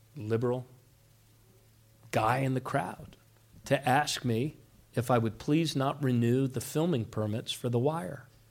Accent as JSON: {"language": "English", "area": "Montgomery County", "region": "Maryland", "country": "United States", "tie": "born or raised there", "also_born_or_lived": "Baltimore", "said": "I grew up in Montgomery County"}